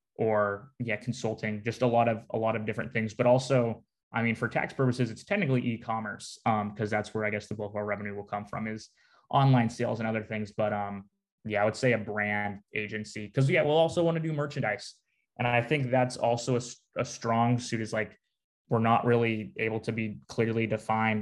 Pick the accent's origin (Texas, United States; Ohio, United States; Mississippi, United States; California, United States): California, United States; Newport Beach; now in Eugene, United States; I'm from Newport Beach, California. So about 40 minutes south